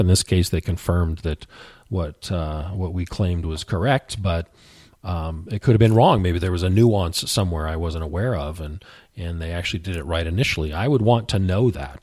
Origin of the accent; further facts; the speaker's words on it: the West, United States; I grew up in the West